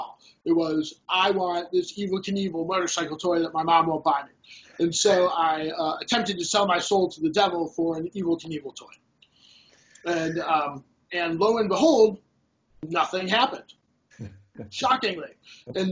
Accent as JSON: {"language": "English", "town": "Los Angeles", "region": "California", "country": "United States", "moved": "yes", "lives_now": "Cleveland, United States", "said": "I'm originally from Los Angeles"}